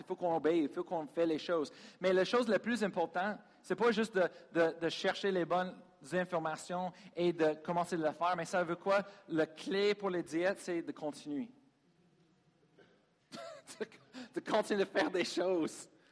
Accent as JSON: {"language": "French", "country": "United States", "second_language": "French", "moved": "as an adult", "lives_now": "Sherbrooke, Canada", "said": "Je suis américain"}